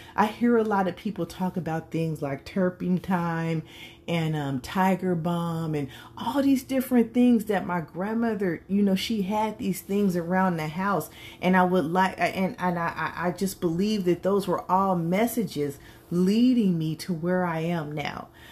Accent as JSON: {"language": "English", "region": "California", "country": "United States", "tie": "born or raised there", "said": "I was raised in California, but my grandmother is from Mississippi"}